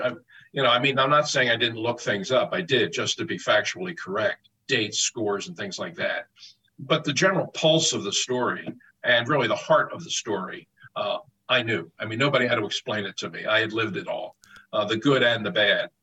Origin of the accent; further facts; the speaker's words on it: Philadelphia, Pennsylvania, United States; I'm a Philadelphian. I was born and raised here. I grew up following all of those teams